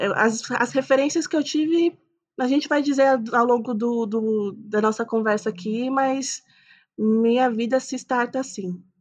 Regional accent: São Bernardo do Campo, São Paulo, Brazil; Eu sou nascida e criada em São Bernardo do Campo

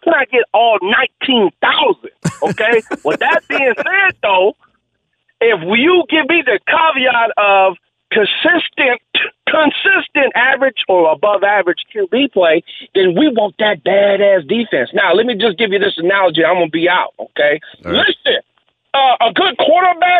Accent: Bay Area, California, United States; we're from the Bay Area

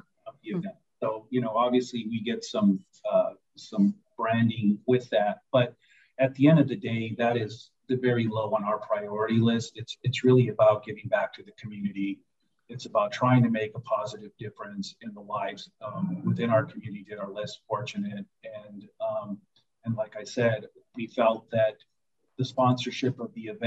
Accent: Nogales, Arizona, United States; I'm from Nogales, Arizona

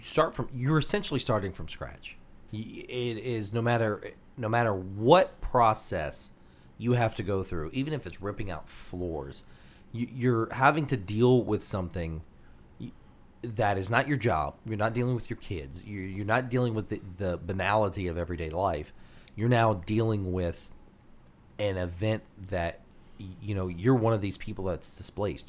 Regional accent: Louisiana, United States; who we are here in Louisiana

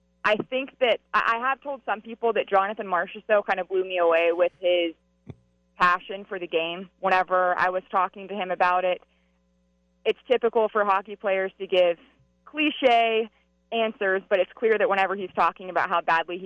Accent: St. Louis, Missouri, United States; I mean, I came from St. Louis, and that was an organization that literally waited 51 years.

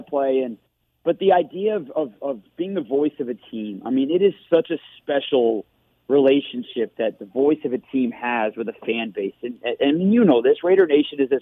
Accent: Detroit, Michigan, United States; moved away; I grew up in Michigan

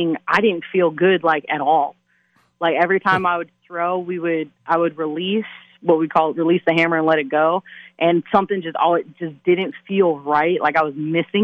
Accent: Las Vegas, Nevada, United States; growing up in Vegas

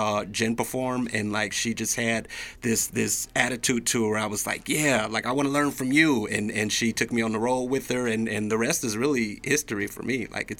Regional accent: Chicago, Illinois, United States; moved away; also born or lived in Boise, Idaho; I'm from Chicago originally, but I actually started my comedy career in Boise back during the old Funny Bone days.

